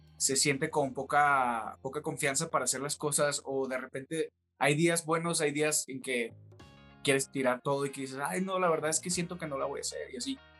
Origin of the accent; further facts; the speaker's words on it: Los Mochis, Sinaloa, Mexico; moved away as an adult; now in Mexico City, Mexico; empecé a cantar en, en Mochis, que es de donde yo soy